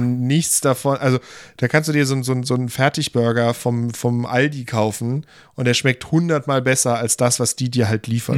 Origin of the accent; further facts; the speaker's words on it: Germany; wir sind als Deutsche